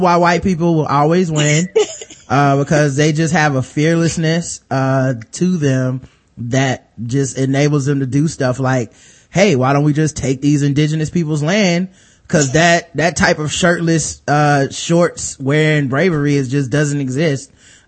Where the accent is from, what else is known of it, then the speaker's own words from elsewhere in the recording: United States; I know, as an American, if you put me in any other country and I had to speak their language, I probably couldn't do it.